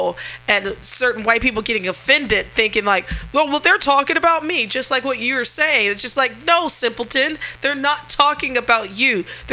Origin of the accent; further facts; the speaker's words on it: Springfield, Missouri, United States; moved away; when I grew up in Missouri